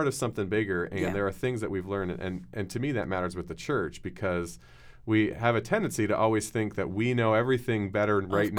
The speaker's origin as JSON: {"language": "English", "country": "United States", "tie": "born there", "said": "Yeah, I'm a Canadian. I'm the firstborn American in my entire family. I was American"}